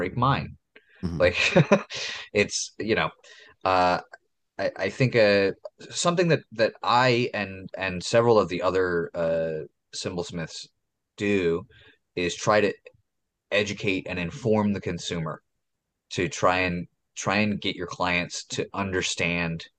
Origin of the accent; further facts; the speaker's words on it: Philadelphia, Pennsylvania, United States; I'm an idiot from Philadelphia.